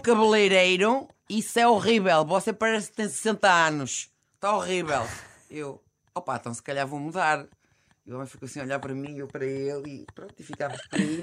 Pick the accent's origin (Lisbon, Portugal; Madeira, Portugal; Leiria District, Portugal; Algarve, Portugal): Leiria District, Portugal; Alcobaça; o Cherky, que é meu conterrâneo, da Alcobaça